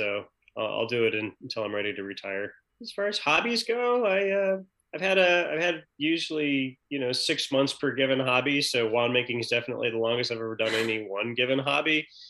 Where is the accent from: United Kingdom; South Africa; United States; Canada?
United States; the Oregon coast; moved away as an adult; also born or lived in upstate New York; now in New York, United States; I live in New York with my wife and my 12-year-old son. I grew up on the Oregon coast, but I came out here for college.